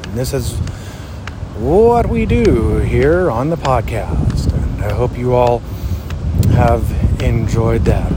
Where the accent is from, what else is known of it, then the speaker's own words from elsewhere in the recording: New Florence, Pennsylvania, United States; here in my hometown of New Florence, Pennsylvania